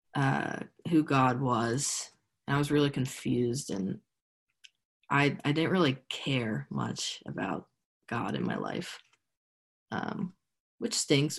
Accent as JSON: {"language": "English", "town": "State College", "region": "Pennsylvania", "country": "United States", "tie": "born or raised there", "said": "I grew up in State College."}